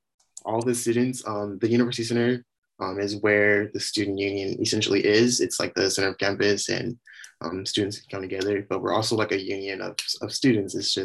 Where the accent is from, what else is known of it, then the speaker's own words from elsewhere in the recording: San Diego, California, United States; moved away as an adult; now in Humboldt, United States; I'm actually from San Diego. I grew up there all 22 years of my life